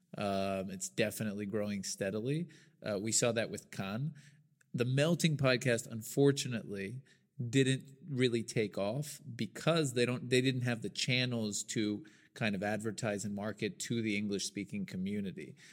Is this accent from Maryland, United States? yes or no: no; Birmingham, Alabama, United States; moved away as an adult; now in Israel; I grew up in Birmingham, Alabama